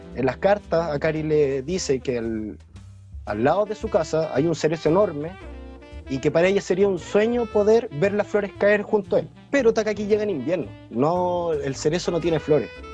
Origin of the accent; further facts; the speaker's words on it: Chile; moved away as an adult; cuando me fui de Chile